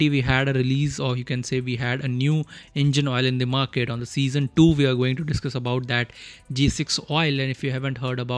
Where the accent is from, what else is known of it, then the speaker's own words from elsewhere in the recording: India; first language Hindi; English is a second language; because Hindi is my mother tongue and English. I'm trying to improve myself